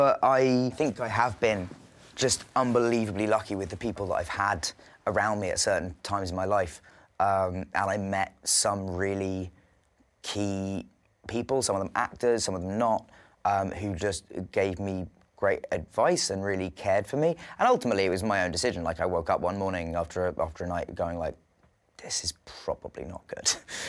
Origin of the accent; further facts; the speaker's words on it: England, United Kingdom; I'm English